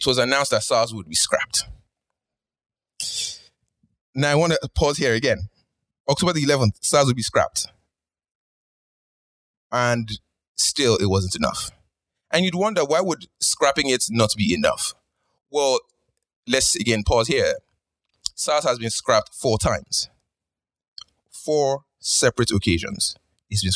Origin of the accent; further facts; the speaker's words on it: Nigeria; now in Canada; my lifetime of being a Nigerian